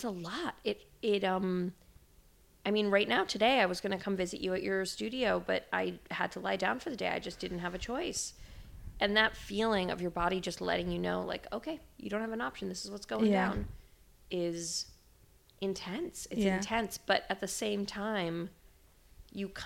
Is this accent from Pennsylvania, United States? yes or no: no; New York, United States; I grew up in the New York art world